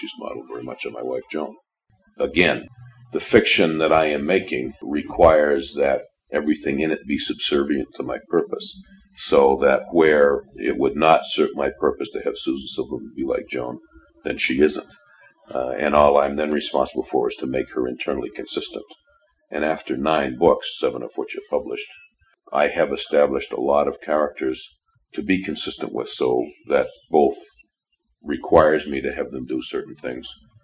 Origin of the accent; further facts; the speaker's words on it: New Bedford, Massachusetts, United States; I grew up in New Bedford, Massachusetts.